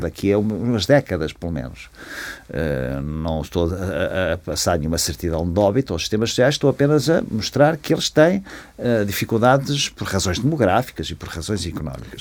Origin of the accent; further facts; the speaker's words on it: Ílhavo, Aveiro District, Portugal; eu vivia em Ilhavo onde nasci